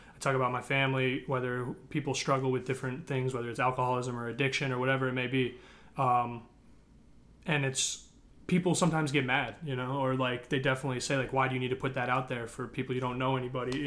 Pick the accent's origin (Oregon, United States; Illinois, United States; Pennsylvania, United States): Illinois, United States; Northbrook; I'm from Northbrook